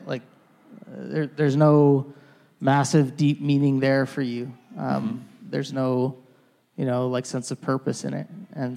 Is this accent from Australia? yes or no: no; Calgary, Alberta, Canada; I'm born and raised in Calgary, really not too far from here in Whitehorn. So that's where I grew up